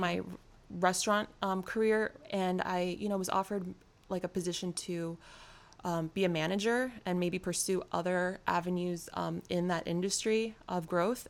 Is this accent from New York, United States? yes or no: yes; New York City, New York, United States; I'm from New York City.